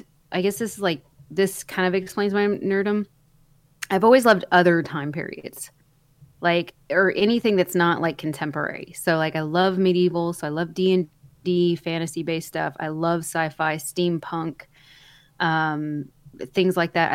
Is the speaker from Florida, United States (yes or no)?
no; North Central Texas, United States; I was born been raised in North Central Texas in a very, very small town